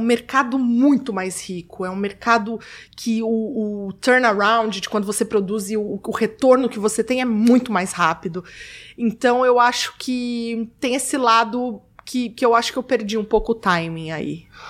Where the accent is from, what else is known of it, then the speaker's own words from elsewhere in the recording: Rio de Janeiro, Brazil; moved away; also born or lived in São Paulo; eu, cresci, eu, minha adolescência toda foi no Rio